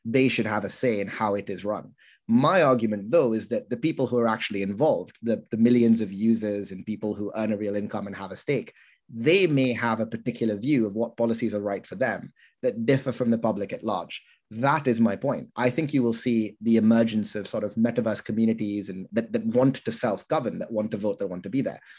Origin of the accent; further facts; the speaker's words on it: United Kingdom; I'm unusually British